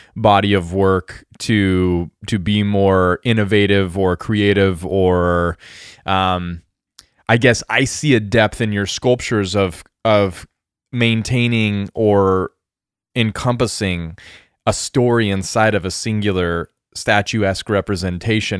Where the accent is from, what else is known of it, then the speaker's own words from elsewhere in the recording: rural Colorado, United States; also born or lived in Japan; now in Oregon, United States; a kid in a small town in r-, rural Colorado, like ranching life Colorado w, where I grew up